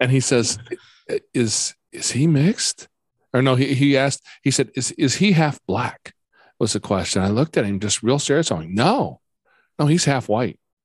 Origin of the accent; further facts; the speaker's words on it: Midwest, United States; I grew up here in the Midwest